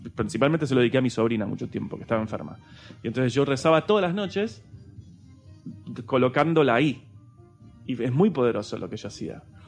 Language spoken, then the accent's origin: Spanish; Argentina; moved away as an adult; now in Spain; en mi país también me quieren